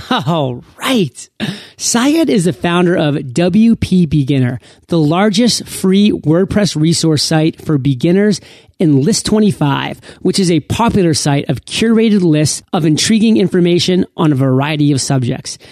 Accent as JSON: {"language": "English", "country": "United States", "tie": "born or raised there", "said": "one of the few born and bred Americans"}